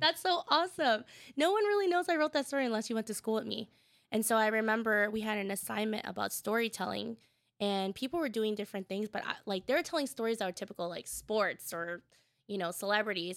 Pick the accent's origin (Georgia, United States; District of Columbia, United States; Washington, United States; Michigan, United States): Washington, United States; Tacoma; I grew up in Tacoma, the south end of Tacoma